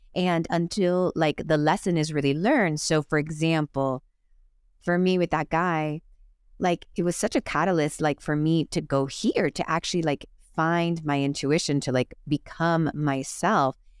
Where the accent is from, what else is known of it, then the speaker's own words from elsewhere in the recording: Miami, Florida, United States; moved away as an adult; also born or lived in Los Angeles; I grew up in Miami just like you, the Catholic Cuban parents.